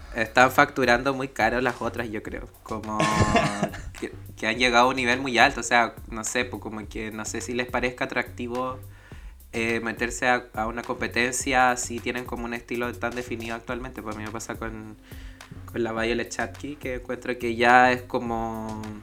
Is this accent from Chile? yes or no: yes; Salamanca, Coquimbo, Chile; now in Valparaíso Region, Chile; mi paso hasta la quinta región desde Salamanca. Yo soy de allá de la Tierra de las Brujas.